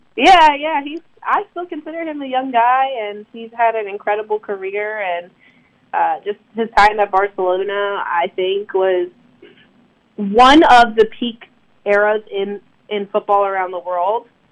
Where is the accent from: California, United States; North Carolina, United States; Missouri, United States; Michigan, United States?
North Carolina, United States; Durham; growing up in the Durham area